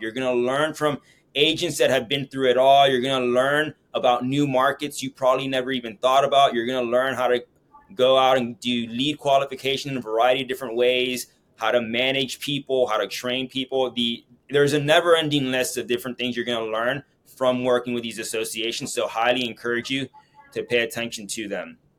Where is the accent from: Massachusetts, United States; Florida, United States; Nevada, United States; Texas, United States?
Florida, United States; Miami; my hometown, Miami